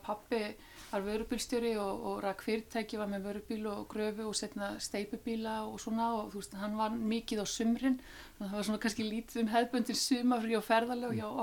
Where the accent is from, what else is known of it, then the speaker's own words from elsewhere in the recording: Iceland; þetta var dásanat þorp til þess að alast upp í